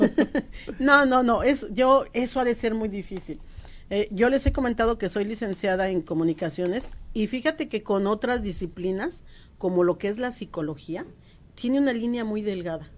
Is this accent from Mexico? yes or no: yes; Mexico; moved away as an adult; now in United States; Como buena mexicana